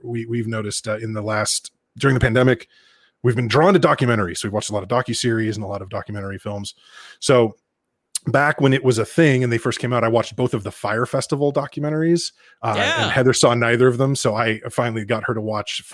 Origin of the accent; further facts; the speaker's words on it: Northern California, United States; growing up in Northern California in the 90s